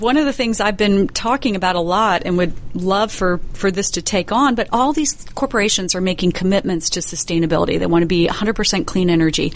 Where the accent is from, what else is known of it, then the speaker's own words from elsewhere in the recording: Middle and South Georgia, United States; We're from Middle and South Georgia